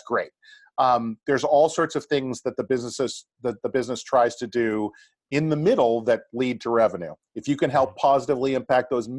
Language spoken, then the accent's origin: English; Boston, Massachusetts, United States; I grew up in the Boston area.